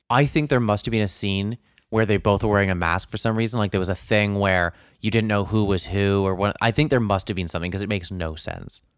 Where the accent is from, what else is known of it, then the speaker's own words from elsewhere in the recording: Canada; being a Canadian